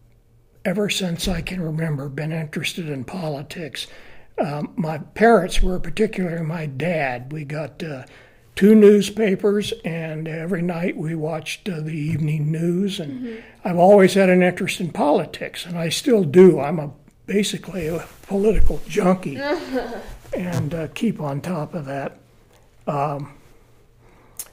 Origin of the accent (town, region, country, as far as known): West Palm Beach, Florida, United States; born or raised there; moved away as an adult; also born or lived in St. Augustine, Florida; now in Colorado, United States